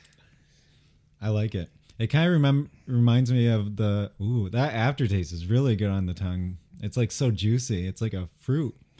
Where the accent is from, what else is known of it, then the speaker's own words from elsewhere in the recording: Grand Rapids, Michigan, United States; I'm from Grand Rapids